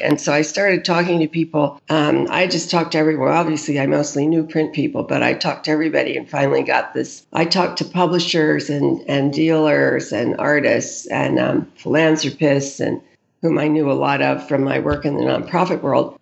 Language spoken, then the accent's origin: English; suburbs of New York, New Jersey, United States; I grew up in the suburbs of New York, um, in New Jersey, in a community very near the beach